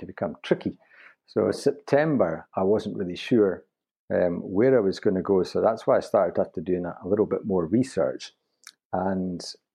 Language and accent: English; Newtonmore, Scotland, United Kingdom; I was brought up in Newtonmore near Aviemore, so Scottish skiing was a thing for me as a kid.